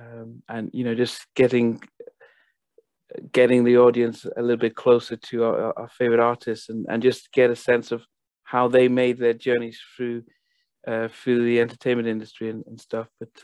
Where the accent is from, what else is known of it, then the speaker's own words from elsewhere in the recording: Nigeria; also born or lived in Liverpool, United Kingdom; now in United States; I was born in Liverpool, where the … are. But when I was around 10, 11, my family moved to Nigeria. So I went to high school there.